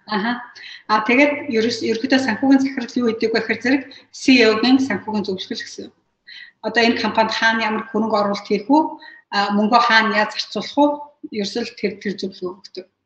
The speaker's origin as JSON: {"language": "Mongolian", "country": "Mongolia", "moved": "yes", "lives_now": "United States", "said": "Би одоо Америк дээрээ 20 гаруй жил болж байна."}